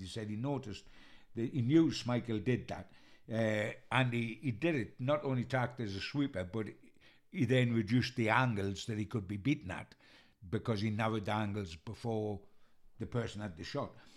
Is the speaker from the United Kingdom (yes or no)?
yes; Newcastle upon Tyne, North East England, United Kingdom; I'm a Geordie, and we were born into a number nine legend